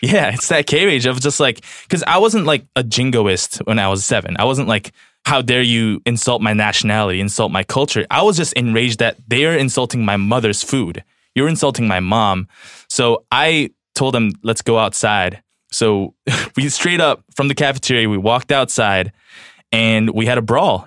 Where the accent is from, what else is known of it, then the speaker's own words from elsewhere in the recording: Los Angeles, California, United States; also born or lived in South Korea; I'm from Los Angeles. I grew up for the majority of my childhood here